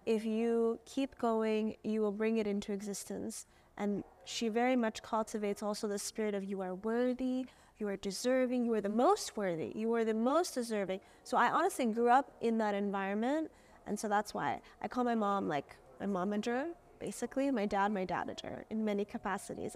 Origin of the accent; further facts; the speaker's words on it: Jeddah, Makkah Province, Saudi Arabia; I grew up in Jeddah, um, which is the western part of Saudi Arabia